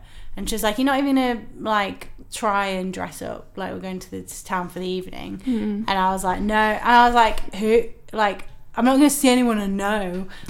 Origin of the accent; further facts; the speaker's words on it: Guiseley, Yorkshire and the Humber, United Kingdom; now in London, United Kingdom; my hometown of Guiseley